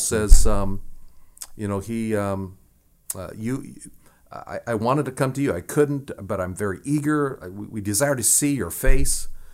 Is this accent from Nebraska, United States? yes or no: yes; Nebraska, United States; where I grew up in Nebraska was just a few miles away from the Winnebago Reservation and the Omaha Reservation.